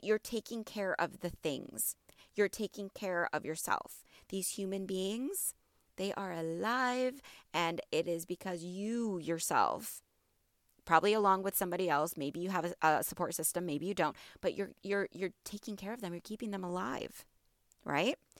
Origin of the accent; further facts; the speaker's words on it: border of Illinois and Wisconsin, Midwest, United States; moved away as an adult; now in Houston, United States; I'm from the Midwest. Okay, I am from the border of Illinois and Wisconsin